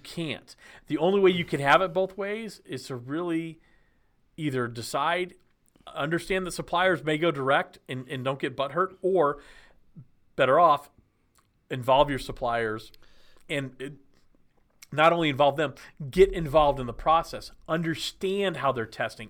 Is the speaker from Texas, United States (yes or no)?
yes; Texas, United States; moved away as an adult; now in Nashville, United States; I grew up in Texas